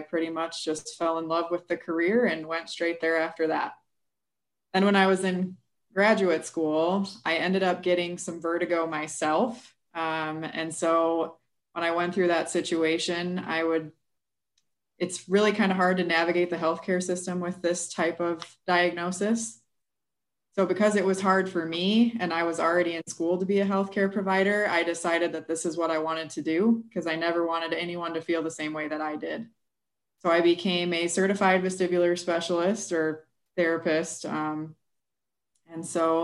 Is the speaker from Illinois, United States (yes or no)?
yes; New Lenox, Illinois, United States; moved away as an adult; also born or lived in Des Moines, Iowa; now in Quad Cities, United States; I am originally from New Lenox, Illinois, but my whole family is pretty much from Iowa